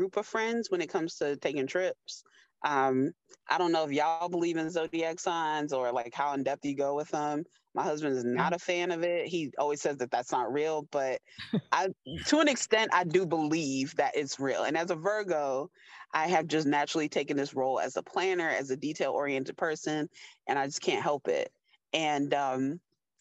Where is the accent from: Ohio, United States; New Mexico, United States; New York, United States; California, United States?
New York, United States; I was born in New York